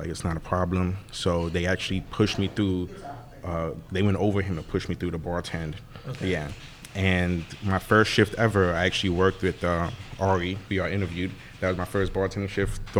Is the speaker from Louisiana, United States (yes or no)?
yes; New Orleans, Louisiana, United States; I grew up in Mid-City for 20 years